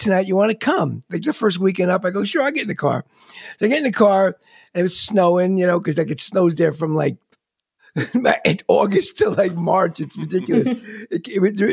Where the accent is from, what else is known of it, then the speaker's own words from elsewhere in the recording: Long Island, New York, United States; also born or lived in Rochester; I grew up in Long Island